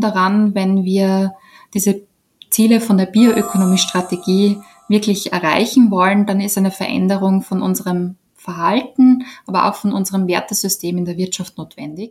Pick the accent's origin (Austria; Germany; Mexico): Austria; bei uns in Österreich